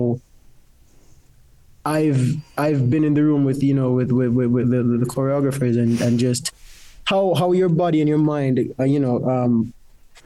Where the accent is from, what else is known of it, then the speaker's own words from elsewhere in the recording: Clarendon, Jamaica; moved away as an adult; now in United Kingdom; I grew up in Jamaica, in Clarendon, in a place where we went 20 minutes to the river to fetch our water